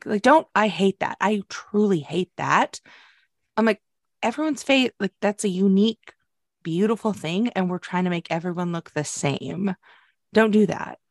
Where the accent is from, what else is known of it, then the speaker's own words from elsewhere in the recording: United States; we're American